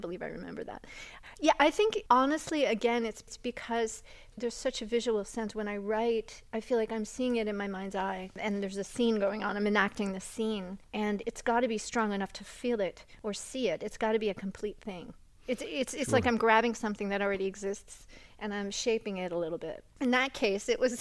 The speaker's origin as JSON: {"language": "English", "region": "New England", "country": "United States", "tie": "born or raised there", "also_born_or_lived": "Hudson Valley", "said": "growing up in New England"}